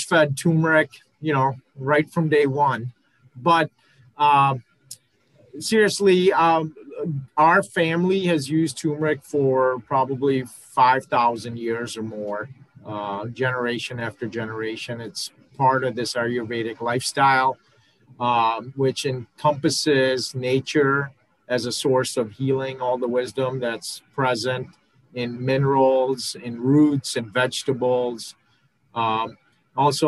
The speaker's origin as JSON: {"language": "English", "country": "Pakistan", "moved": "yes", "said": "I'm originally from Pakistan"}